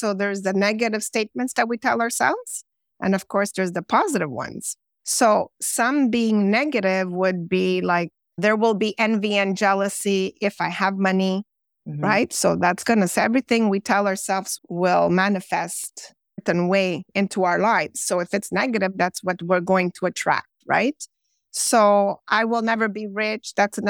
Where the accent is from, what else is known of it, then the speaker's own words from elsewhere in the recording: Montreal, Quebec, Canada; born there; Well, basically, I was born in Montreal, Quebec, Canada. I've lived in several different other Canadian provinces as well.